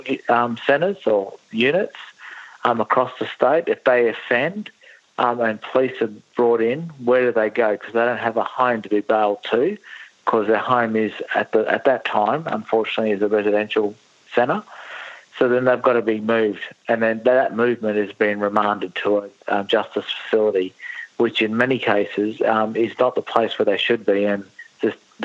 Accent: Bundaberg, Queensland, Australia; moved away as an adult; also born or lived in Shepparton, Victoria / Canberra; now in Victoria, Australia; I'm originally from Bundaberg in Queensland, but I moved down to Shepparton nearly 30 years ago now

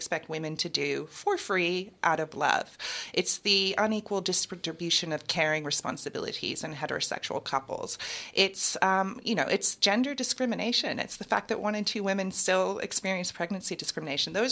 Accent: United States; accent: American; moved away as an adult; also born or lived in United Kingdom; now in Melbourne, Australia; my American accent

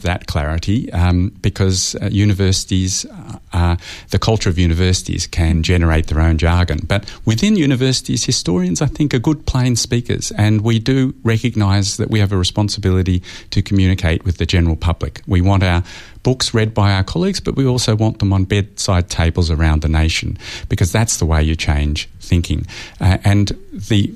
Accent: Australia; as an Australian historian

